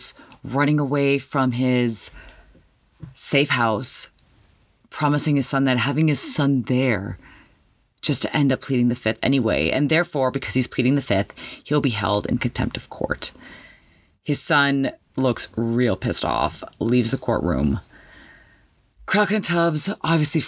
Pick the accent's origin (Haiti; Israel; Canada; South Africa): Canada; me being Canadian